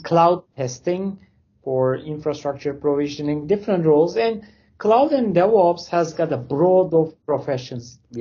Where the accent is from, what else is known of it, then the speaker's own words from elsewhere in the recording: Turkey; English is a second language; moved away as an adult; now in Canada; I'm originally from Turkey, but I immigrated to Canada 6.5 years ago.